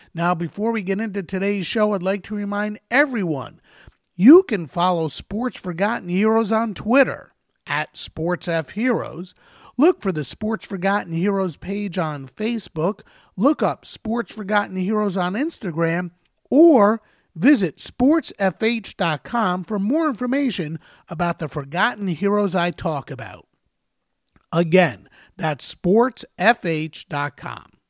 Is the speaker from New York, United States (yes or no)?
yes; New York area, United States; I grew up in the New York area, not New Jersey.